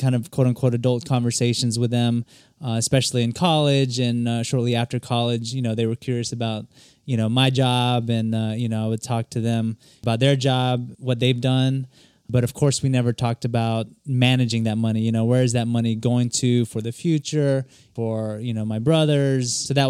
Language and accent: English; South Carolina, United States; Growing up in South Carolina, it was definitely different.